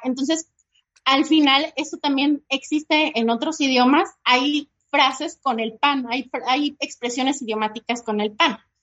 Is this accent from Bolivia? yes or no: no; Mexico; para nosotros como mexicanos